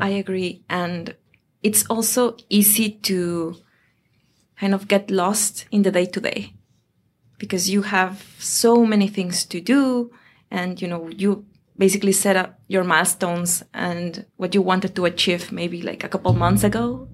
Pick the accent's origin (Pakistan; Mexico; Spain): Mexico; Mexico City; moved away as an adult; also born or lived in Europe / Asia; now in Boston, United States; I am from Mexico